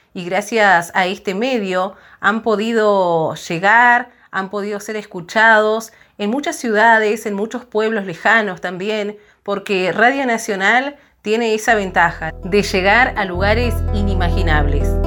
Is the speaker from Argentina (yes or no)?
yes; Río Mayo, Chubut, Argentina; Arranqué a tocar la guitarra y a cantar en mi pueblo, en Río Mayo, a los seis añitos